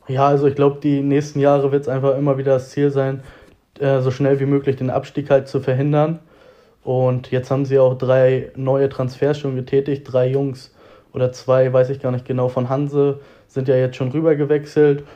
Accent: Reinfeld area, Schleswig-Holstein, Germany; born or raised there; moved away as an adult; now in Hamburg, Germany

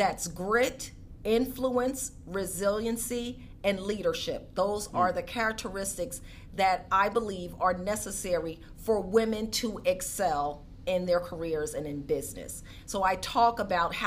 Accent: Philadelphia, Pennsylvania, United States; I grew up in Philadelphia

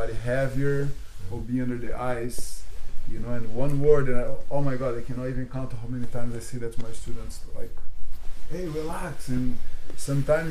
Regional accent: Brazil; moved away; also born or lived in London; I'm from Brazil

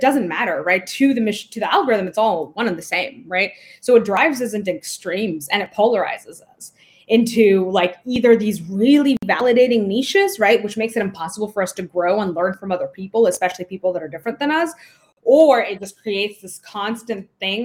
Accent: India; moved away; I was born in the global South. So I was born in India

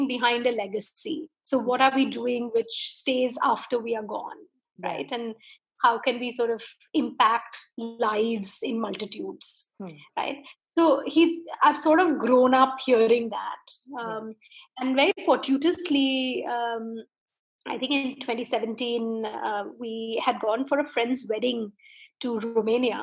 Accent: India; being an Indian

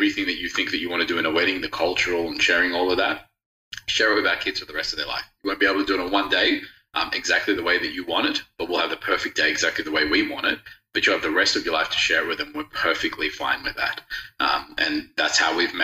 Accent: Australia; also born or lived in Rodrigues, Mauritius; I've grown up in Australia

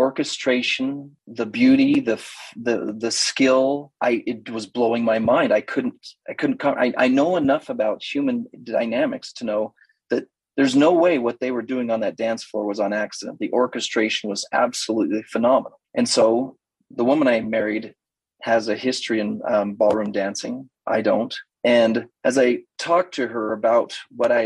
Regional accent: Idaho, United States; I'm from Idaho, a little bit of a knuckle dragger, wrestled seriously through high school

